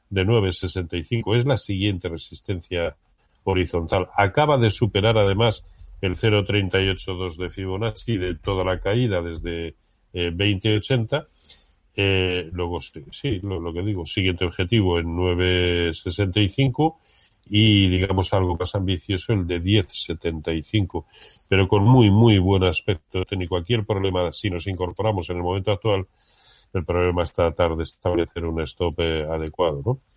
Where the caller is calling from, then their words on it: Zaragoza, Aragon, Spain; Eh, hola, buenos días Roberto … de Zaragoza.